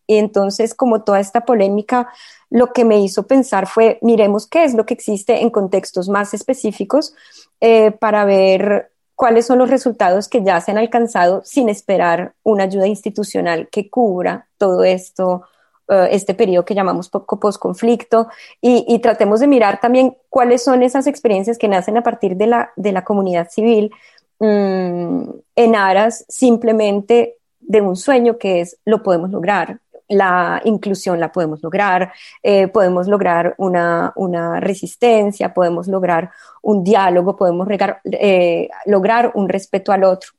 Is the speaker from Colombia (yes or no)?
yes; Colombia; moved away as an adult; now in Marseille, France; muy arraigada unas raíces que me constituyen como colombiana